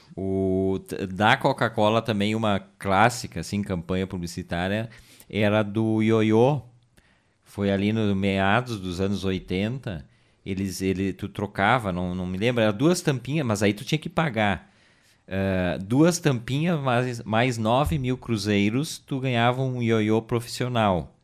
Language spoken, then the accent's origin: Portuguese; Garibaldi, Rio Grande do Sul, Brazil; also born or lived in Caxias do Sul; Mas eu me criei, vivi trinta e poucos anos em Garibaldi, sou natural de Garibaldi